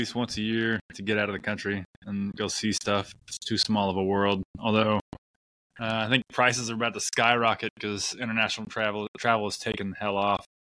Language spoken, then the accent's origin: English; Oklahoma, United States; we're from Oklahoma